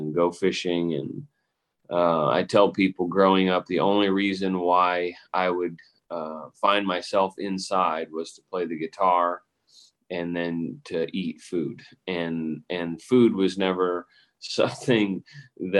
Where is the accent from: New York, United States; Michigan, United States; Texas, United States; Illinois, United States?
Illinois, United States; Rockford; moved away as an adult; also born or lived in Cherry Valley, Illinois; now in Nashville, United States; I'm originally from Rockford, Illinois